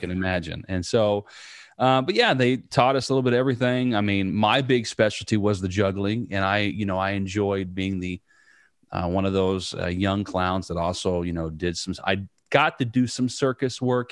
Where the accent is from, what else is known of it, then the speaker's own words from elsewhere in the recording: Southern Indiana, United States; growing up in Southern Indiana, right out in the middle of a cornfield